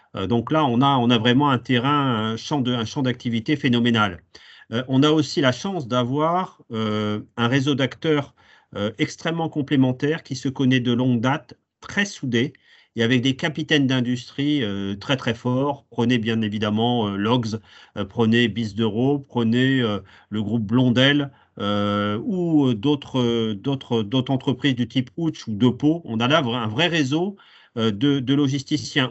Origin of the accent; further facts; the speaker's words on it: Hauts-de-France, France; chez nous en Hauts-de-France